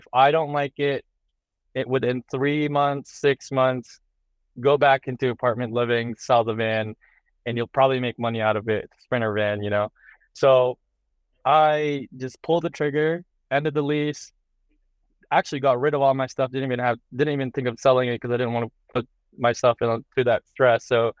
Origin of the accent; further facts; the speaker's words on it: New Hampshire, United States; also born or lived in Boston, United States; When I used to live in the East Coast, you're kind of stuck in like the city life, right? Like I grew up in Boston, or I grew up in New Hampshire.